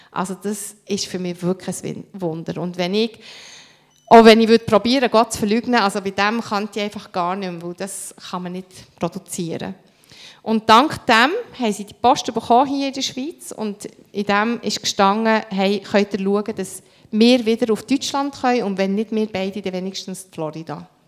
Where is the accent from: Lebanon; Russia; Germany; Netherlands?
Lebanon; Beirut, Beirut Governorate; ich bin in den Slums von Beirut aufgewachsen und aus unserem Quartier, wir sind 19 Jahre später, bin ich mit meinem Mann äh, in Libanon gegangen, habe ihm gezeigt, wo wir wohnen